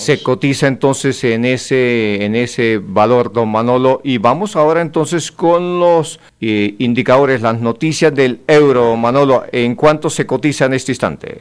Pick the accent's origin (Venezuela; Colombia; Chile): Colombia; Santander; estamos acá, somos santandereanos